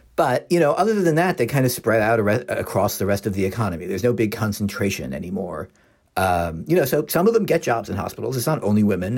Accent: Philadelphia, Pennsylvania, United States; I'm from Philadelphia

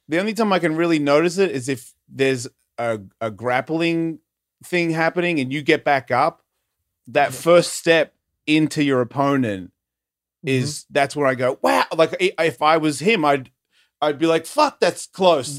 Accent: Australia; my mum's a New Zealander and I was born in Australia

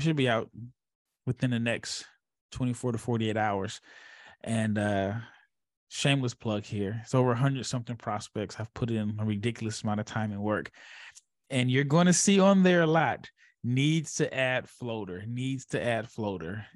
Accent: Omaha, Nebraska, United States; now in Dallas, United States; I live in Dallas, but I'm I'm from Omaha, born and raised

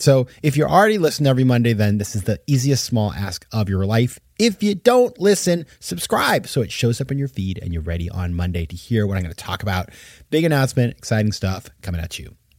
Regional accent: Maine, United States; I grew up in Maine

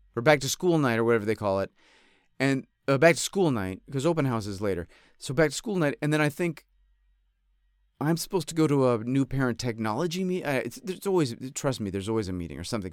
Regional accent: upstate New York, United States; also born or lived in Fontana, California; now in Los Angeles, United States; I grew up in upstate New York

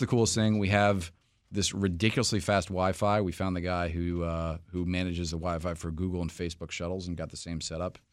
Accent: New York City, New York, United States; moved away as an adult; now in Washington, D.C., United States; I'm actually from New York City originally, have lived in D C for most of my professional life

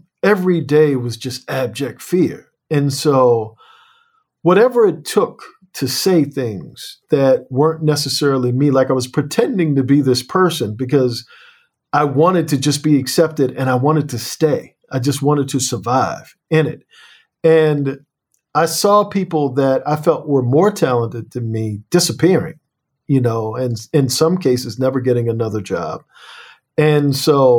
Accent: Annapolis, Maryland, United States

